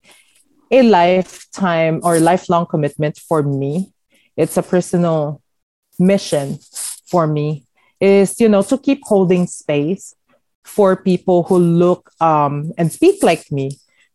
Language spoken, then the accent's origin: English; Parañaque, Metro Manila, Philippines; moved away as an adult; now in Los Angeles, United States; I was born and raised from Parañaque City